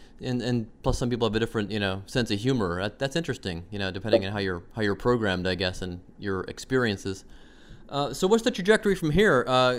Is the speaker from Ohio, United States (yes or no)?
yes; Cleveland, Ohio, United States; Yeah, it's weird because growing up in Cleveland, I guess that's what made me kind of a Canophile